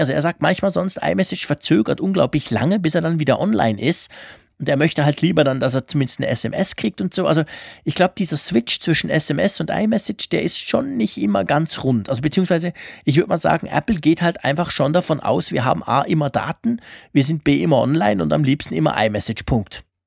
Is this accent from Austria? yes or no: no; Switzerland; bei uns in der Schweiz